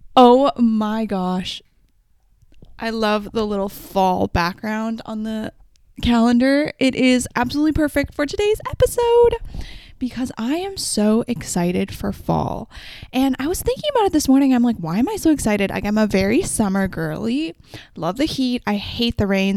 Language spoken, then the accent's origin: English; Canada; as a Canadian